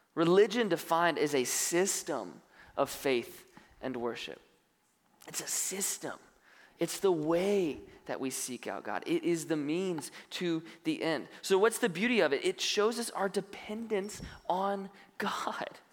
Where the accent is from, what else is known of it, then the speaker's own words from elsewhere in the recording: North Carolina, United States; now in Benicia, United States; I grew up on the East Coast, North Carolina